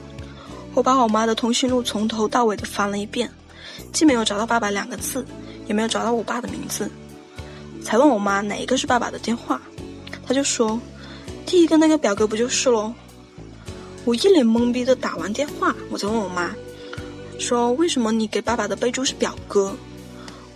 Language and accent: Chinese; Guangxi, China; 我来自广西，然后我今年十二十二岁